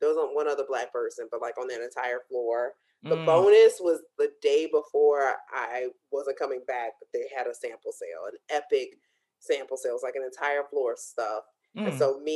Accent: Chicago, Illinois, United States; moved away; we're both from Chicago, back home

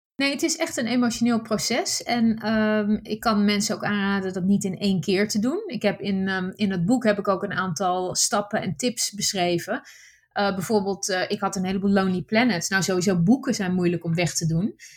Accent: Netherlands; first language Dutch; moved away as an adult; mijn basis is wel heel Nederlands. Ik ben, hè, de, de, taal is mijn eerste taal.

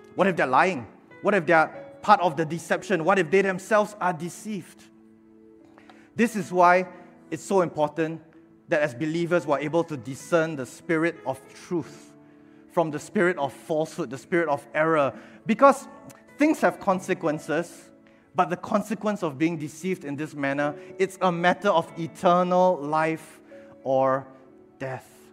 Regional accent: Singapore; attending Sunday school back then, growing up in Bethesda Katong. And when Bethesda Katong planted a church uh, at 300 Bedok North Avenue 3, uh, my father, my mother, they brought us here as well, and we've been here ever since

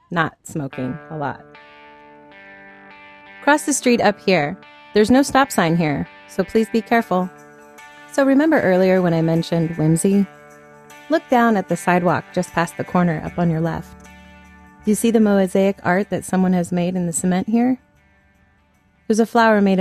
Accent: Portland, Oregon, United States; I was born and raised here in Portland

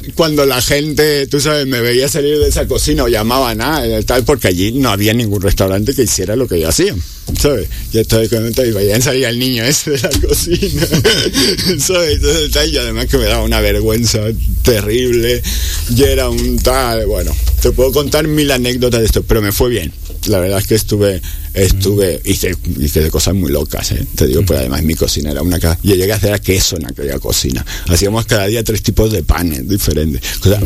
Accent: Barcelona, Catalonia, Spain; moved away; Yo soy de Barcelona, como de España

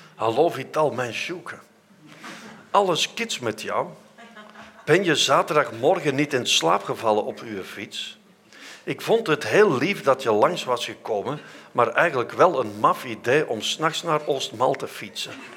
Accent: Vorselaar, Flanders, Belgium; ik ben van Voslaar

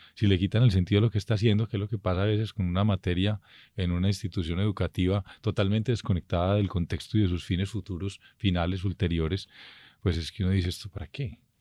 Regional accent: Colombia; somos un país que es un arco de culturas

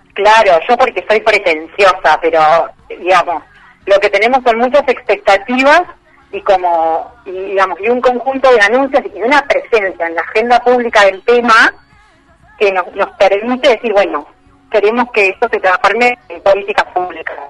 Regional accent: Entre Ríos, Argentina; moved away as an adult; now in Rosario, Argentina; Soy entrerriana de origen y vivo acá los 18

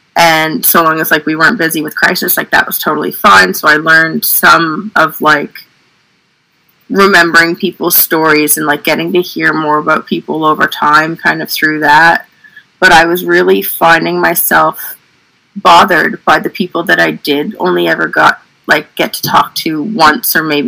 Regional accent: Oromocto, New Brunswick, Canada; now in Fredericton, Canada; Yeah, I'm right in Fredericton. So I grew up in Oromocto and then didn't move too far away.

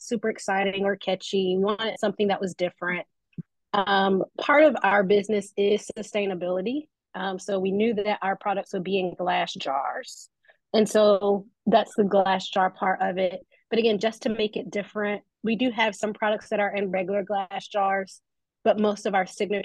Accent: Memphis, Tennessee, United States; I am originally a Memphis native, so born and raised in Memphis

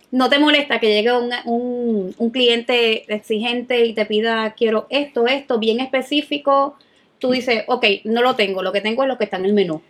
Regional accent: Puerto Rico; nosotros los boricos

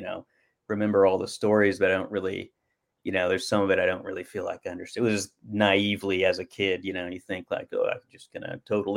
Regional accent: Oklahoma, United States; I grew up Southern Baptist in Oklahoma.

